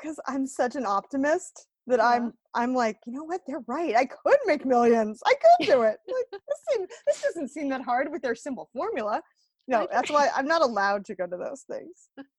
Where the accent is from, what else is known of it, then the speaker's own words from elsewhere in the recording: United States; No, I'm not Aussie. I'm an American, Graham.